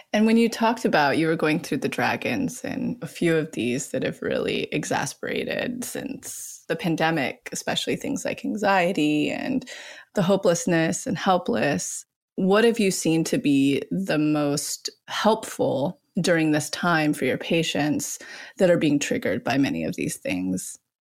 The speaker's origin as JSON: {"language": "English", "area": "outside Yosemite", "region": "California", "country": "United States", "tie": "born or raised there", "said": "I personally grew up right outside of Yosemite. So we're both California kids"}